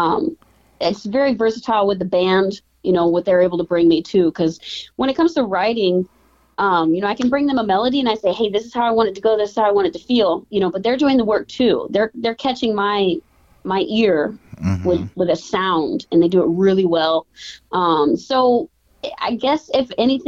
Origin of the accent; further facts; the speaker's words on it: South Carolina, United States; also born or lived in Omaha, Nebraska; now in Minneapolis, United States; I am originally from South Carolina. I was actually living in Omaha, Nebraska when I moved to Minneapolis